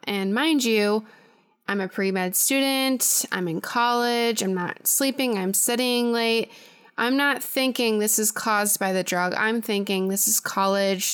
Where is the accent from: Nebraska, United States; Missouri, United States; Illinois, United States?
Illinois, United States; Chicago suburbs; I'm originally from the Chicago suburbs